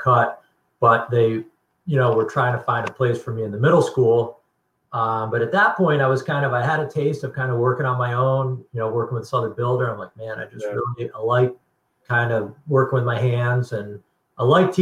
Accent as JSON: {"language": "English", "region": "Connecticut", "country": "United States", "tie": "born or raised there", "said": "growing up in Connecticut"}